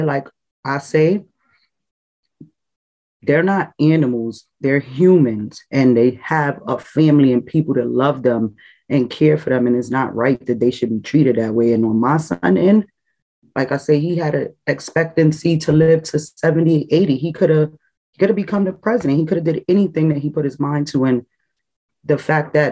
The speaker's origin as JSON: {"language": "English", "country": "Trinidad & Tobago", "tie": "born or raised there", "said": "I'm Hispanic and I was born in Trinidad. My dad is Trinidadian and my mom is Spanish"}